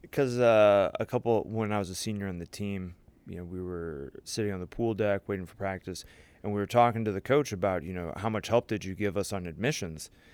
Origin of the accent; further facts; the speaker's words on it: St. Louis, Missouri, United States; I grew up in Saint Louis, Missouri, went to Chaminade College Prep